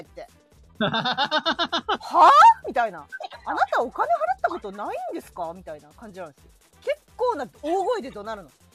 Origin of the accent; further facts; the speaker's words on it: Kanto, Japan; 私関東の人だけど